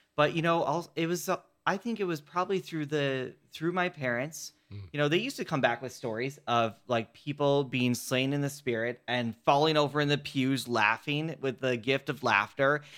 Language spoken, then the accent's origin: English; Chicago, Illinois, United States; I was raised in Chicago